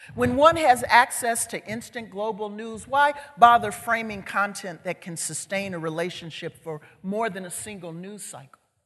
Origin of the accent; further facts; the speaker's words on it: Chicago, Illinois, United States; I'm from Chicago. I grew up on Chicago's south side in a community called West Chatham